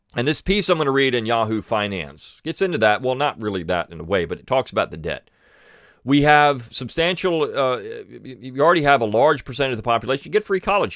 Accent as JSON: {"language": "English", "region": "Alabama", "country": "United States", "tie": "born or raised there", "said": "in my home state"}